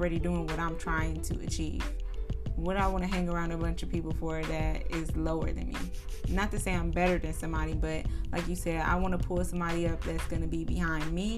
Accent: Cleveland, Ohio, United States; I'm from Cleveland, Ohio

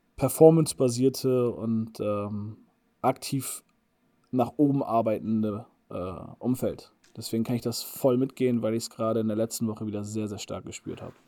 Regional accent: Bremen, Germany; moved away as an adult; bei euch in Bremen, in meiner Heimat

